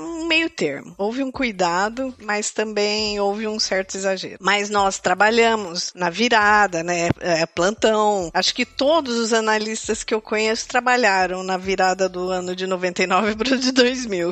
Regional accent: Campinas, São Paulo, Brazil; moved away as an adult; now in Portugal; eu nasci em Campinas, no interior de São Paulo

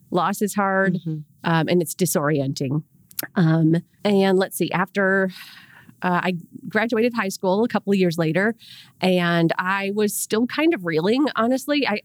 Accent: Rochester, New York, United States; I'm from Rochester, New York, by the way.

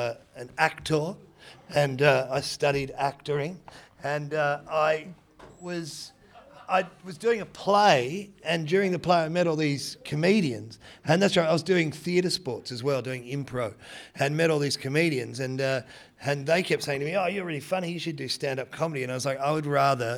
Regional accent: Geelong, Victoria, Australia; also born or lived in Detroit, Michigan, United States; I was born in Michigan. So basically moved from Detroit to Geelong

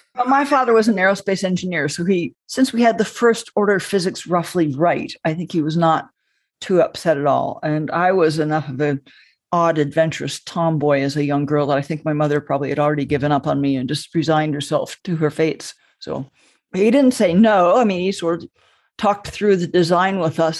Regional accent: Southern California, United States; my brother and I grew up in Southern California

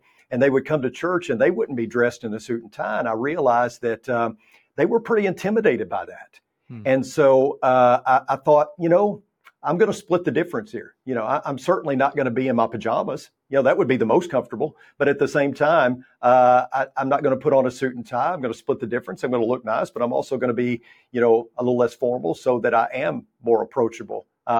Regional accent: Texas, United States; And, I come from West Texas, where I spent 14 years there. It's 180 degrees in the summertime.

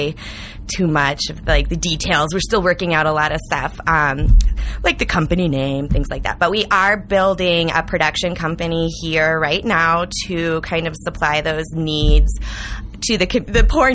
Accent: St. Louis, Missouri, United States; also born or lived in Iowa; now in Denver, United States; I'm originally from St. Louis and went to college in Iowa. And then I've been in Colorado 7 years, Denver for two of those

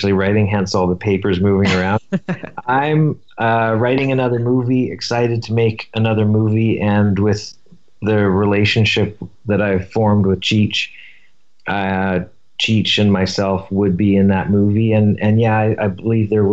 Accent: Vancouver, British Columbia, Canada; now in Silver Lake, Los Angeles, United States; So I grew up in Vancouver, and it was a very hippie

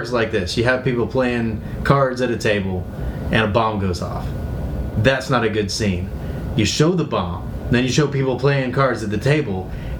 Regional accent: South Louisiana, United States; I grew up in South Louisiana

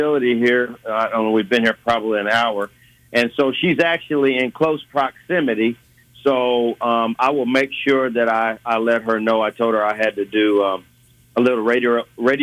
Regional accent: Excelsior Springs, Missouri, United States; moved away as an adult; now in Kansas City, United States; Was born in Kansas City, but immediately moved to Excelsior Springs. My parents moved us there. So we were raised in Excelsior Springs until 1980 when I graduated

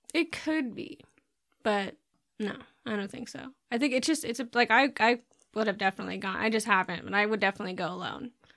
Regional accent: Bloomington, Indiana, United States; I grew up in Bloomington and there was a drive-in there

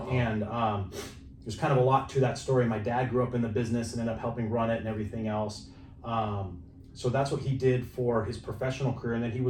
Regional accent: Reno, Nevada, United States; moved away as an adult; now in San Diego, United States; born and raised there.

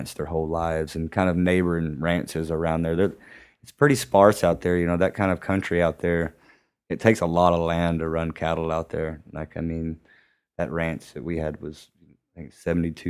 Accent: West Texas, United States; also born or lived in Bakersfield, California / New Mexico; whenever we moved back from Bakersfield back to West Texas

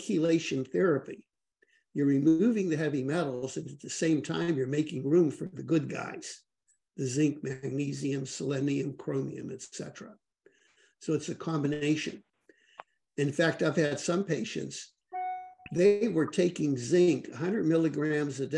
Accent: Pittsburgh, Pennsylvania, United States; I grew up in Pittsburgh, Pennsylvania

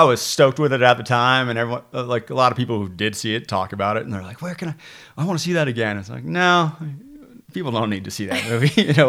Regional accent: Ontario, Canada; I would go back to the rafting company that I grew up working at in Ontario, along the Ottawa River, a place called Wilderness Tours.

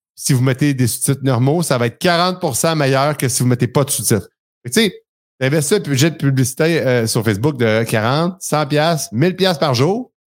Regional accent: Quebec, Canada; accent: Québécois; mon accent québécois

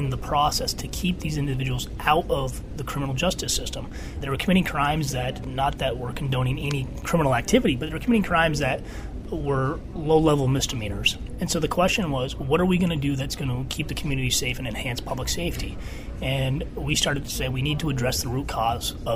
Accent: Burlington, Vermont, United States; also born or lived in Philadelphia; I grew up in Burlington, Vermont.

